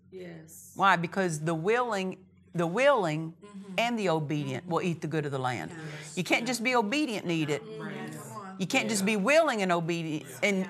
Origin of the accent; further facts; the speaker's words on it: Oklahoma, United States; moved away as an adult; now in Murrieta, United States; I was from Oklahoma